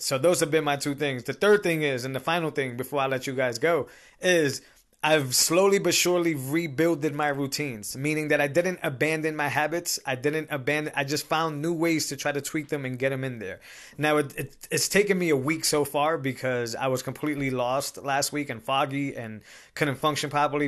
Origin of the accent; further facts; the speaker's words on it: Massachusetts, United States; I'm from Massachusetts